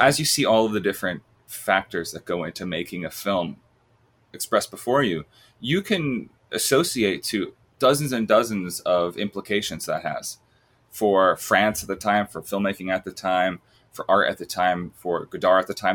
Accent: Long Island, New York, United States; I'm from Long Island

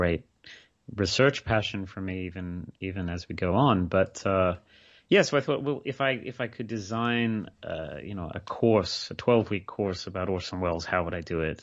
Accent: Australia; moved away as an adult; now in Scotland, United Kingdom; I grew up in Australia. I, I spent, you know, I, I didn't move to the U K until

